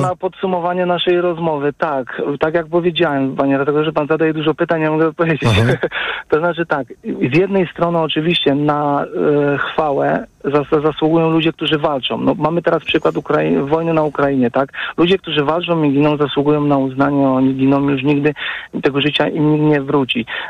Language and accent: Polish; Masovian Voivodeship, Poland; sam pochodzę z terenów, akurat jestem lokalnym patriotą z okolic, z okolic po prostu południowego Mazowsza